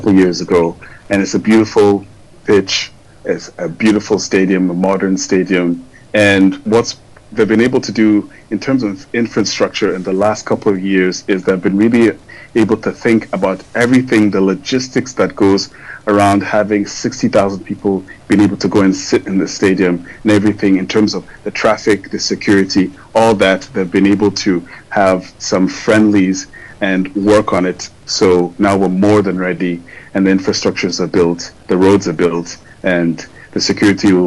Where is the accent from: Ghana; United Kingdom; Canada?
Ghana; now in Côte d'Ivoire; I'm Ghanaian